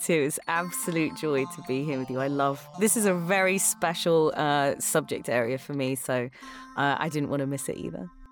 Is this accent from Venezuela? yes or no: no; London, United Kingdom; accent: British; moved away; I grew up in England, uh, which is, well, in London